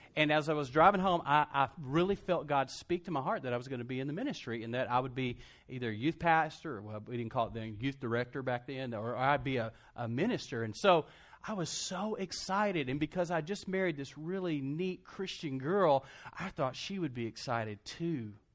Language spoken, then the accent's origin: English; Lubbock, Texas, United States; also born or lived in Brownwood, Texas; I started at Texas Tech, did a year at Tech, 'cause that's my hometown